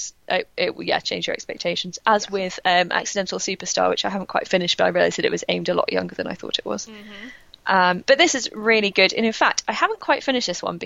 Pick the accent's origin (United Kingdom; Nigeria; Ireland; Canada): United Kingdom; England; as an English person